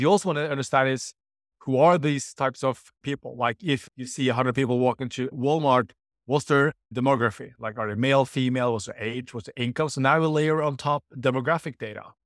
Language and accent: English; Norway; I'm from Norway